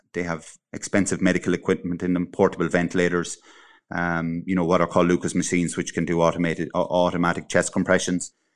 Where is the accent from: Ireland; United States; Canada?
Ireland; Cavan, Ulster; moved away; I'm originally from Cavan